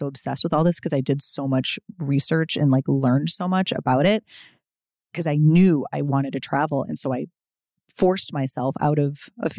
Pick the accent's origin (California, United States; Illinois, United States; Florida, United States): Illinois, United States; Chicago; now in Los Angeles, United States; besides Chicago, my hometown